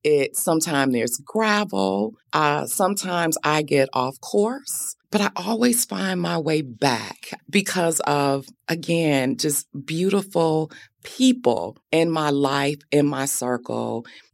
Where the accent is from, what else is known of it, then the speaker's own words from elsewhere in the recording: Benton Harbor, Michigan, United States; have much family left in Benton Harbor, but it's forever home.